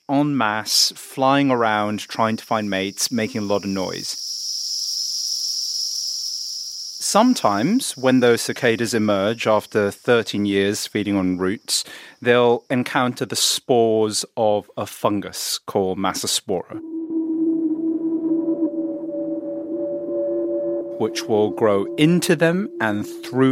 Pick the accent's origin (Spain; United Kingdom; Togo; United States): United Kingdom; I'm British